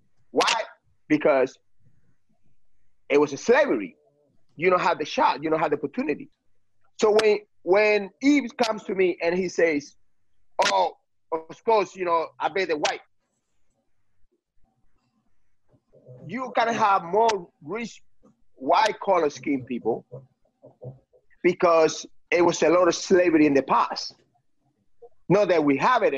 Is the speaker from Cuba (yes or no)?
yes; Cuba; now in United States; I came from Cuba